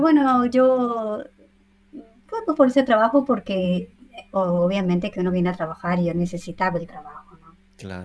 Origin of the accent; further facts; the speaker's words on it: Huánuco, Peru; first language Spanish; moved away as an adult; now in Milan, Italy; yo soy nacida en Huánuco, yo soy huanuqueña neta